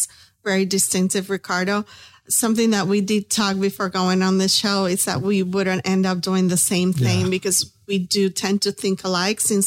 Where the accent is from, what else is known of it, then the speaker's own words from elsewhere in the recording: Puerto Rico; now in Tampa, United States; we're both from Puerto Rico